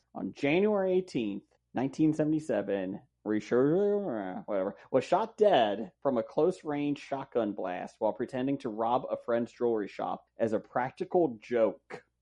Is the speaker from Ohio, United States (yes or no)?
yes; Cincinnati, Ohio, United States; I'm, I'm Cincinnati. I'm a Reds fan